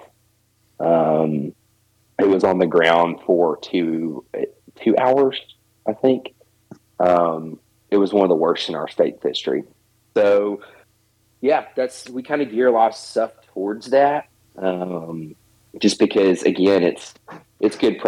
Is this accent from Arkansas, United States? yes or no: yes; Arkansas, United States; I'm born and raised in Arkansas